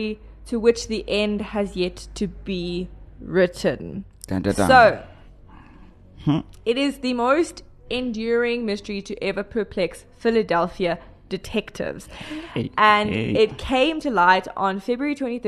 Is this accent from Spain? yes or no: no; South Africa; I am South African